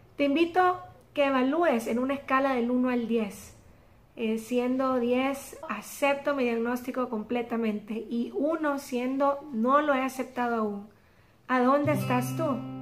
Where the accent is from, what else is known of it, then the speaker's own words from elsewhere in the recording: El Salvador; como decimos aquí en mi país, El Salvador